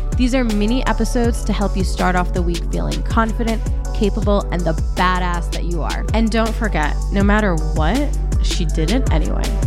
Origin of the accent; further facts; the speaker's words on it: Egypt; moved away; I was born in Egypt